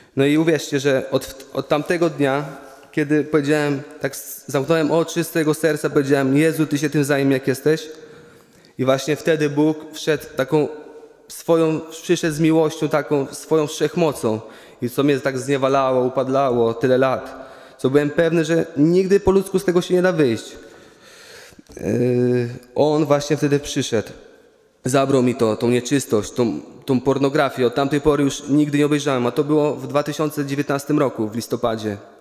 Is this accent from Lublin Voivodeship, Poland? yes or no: yes; Łuków, Lublin Voivodeship, Poland; pochodzę z Łukowa